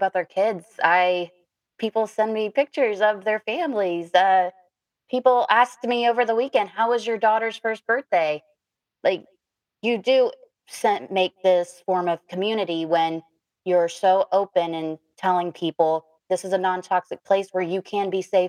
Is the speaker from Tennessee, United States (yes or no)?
no; Mississippi, United States; now in Virginia, United States; I'm originally from Mississippi